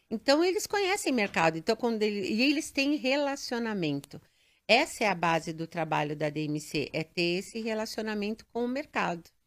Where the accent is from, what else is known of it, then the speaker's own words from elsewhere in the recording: São Paulo, Brazil; Eu nasci em São Paulo, paulistana.